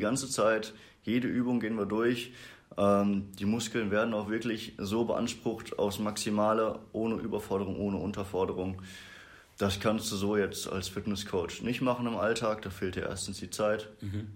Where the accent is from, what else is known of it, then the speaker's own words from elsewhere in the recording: Brakel, North Rhine-Westphalia, Germany; ich komme aus Brakel, also wir sind ja hier in Bad Triburg. Es sind so 20 Minuten noch weiter Richtung Niedersachsen. Mhm. Da komme ich her